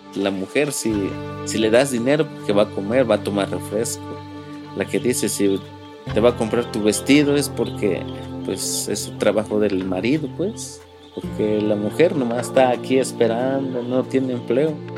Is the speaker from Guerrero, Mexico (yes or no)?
yes; Ocotequila, Guerrero, Mexico; Aquí somos muy, muy machistas